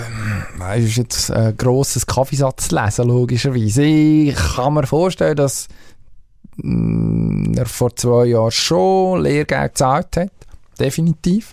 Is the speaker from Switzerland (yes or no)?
yes; Switzerland; als Schweizer Sportfan